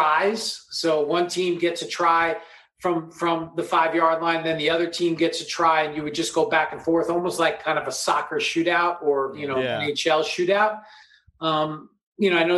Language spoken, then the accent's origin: English; New York, United States; now in Los Angeles, United States; I grew up in New York